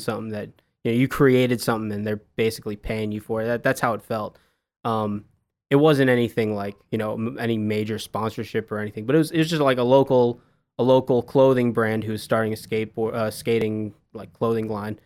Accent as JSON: {"language": "English", "area": "Long Island", "region": "New York", "country": "United States", "tie": "born or raised there", "also_born_or_lived": "Boston, Massachusetts / Washington D.C.", "moved": "as an adult", "lives_now": "Dallas, United States", "said": "I grew up in Long Island, New York"}